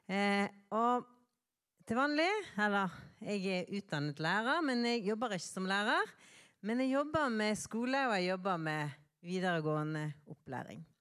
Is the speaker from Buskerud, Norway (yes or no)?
no; Bergen, Vestland, Norway; moved away; Eh, og jeg kommer fra Bergen. Men nå er det sant jeg har bodd lengre vekke fra Bergen enn jeg har bodd eh, i Bergen. Så